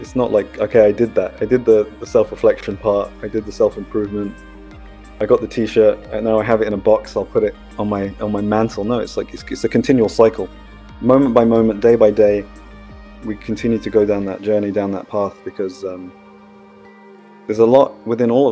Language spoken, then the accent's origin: English; United Kingdom; I was cultivated in India, but I was born in Britain